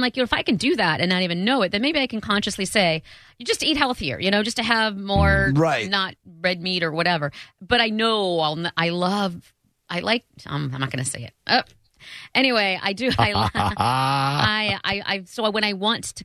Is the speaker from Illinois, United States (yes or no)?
no; Buffalo, New York, United States; I'm from Buffalo